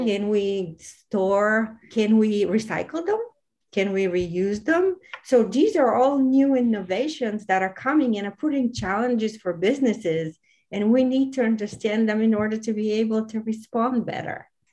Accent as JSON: {"language": "English", "town": "Varna", "region": "Varna Province", "country": "Bulgaria", "said": "I am originally from Varna"}